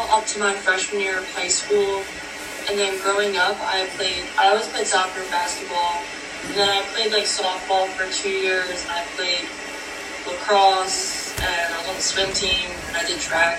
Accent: Cinnaminson, New Jersey, United States; I'm from Cinnamon, New Jersey.

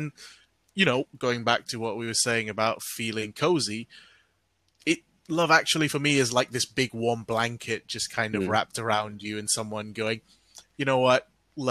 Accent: Malaysia; moved away; I grew up in Malaysia

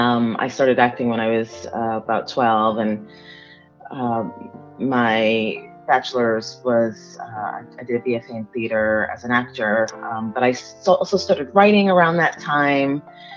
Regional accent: Miami, Florida, United States; also born or lived in Democratic Republic of the Congo; I grew up in Miami, but I was born in Africa. It was Zaire at the time. It's the Democratic Republic of Congo.

